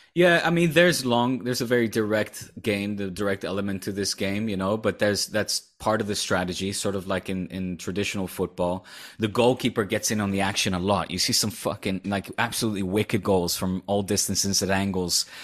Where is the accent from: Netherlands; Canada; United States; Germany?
Netherlands; accent: Dutch; now in Spain; I'm letting my Dutch accent come out